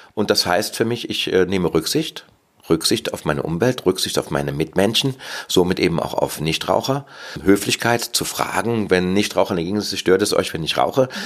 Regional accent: Cologne, North Rhine-Westphalia, Germany; Ich bin aus Köln und lebe auch in Köln

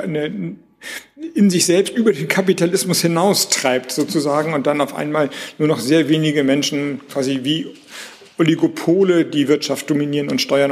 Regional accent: Schleswig-Holstein, Germany; also born or lived in Flensburg; ich komme aus Schleswig-Holstein, ich wohne in Flensburg

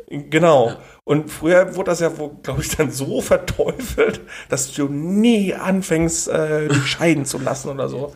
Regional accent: Germany; Ich bin Deutscher

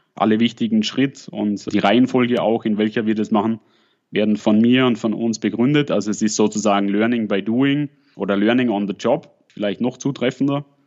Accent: at the Swiss-Austrian border, Lake Constance region, Switzerland; accent: Lake Constance dialect with a Swabian touch; Wie man vielleicht ein bisschen an meinem Dialekt hört, komme ich aus der Bodenseeregion und bin an der schweiz österreichischen Grenzen aufgewachsen. Habe ein bisschen an, noch zusätzlich noch einen schwäbischen Dialekteinschlag.

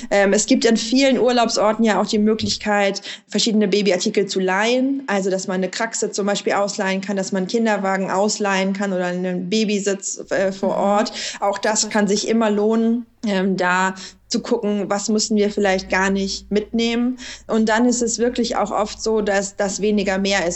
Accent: West Germany, Germany; ich bin in Westdeutschland ja, aufgewachsen, in der Provinz

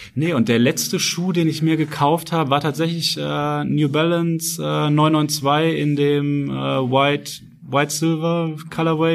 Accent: Nuremberg, Bavaria, Germany; moved away as an adult; also born or lived in Frankfurt; ich komme eigentlich ursprünglich aus Nürnberg, aus dem Süden

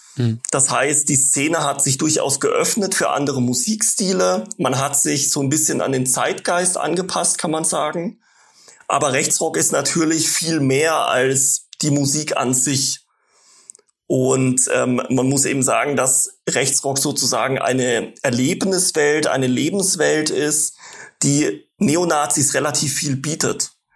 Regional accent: Baden-Württemberg, Germany; Ich bin in einem Dorf groß geworden im Nordosten von Baden-Württemberg

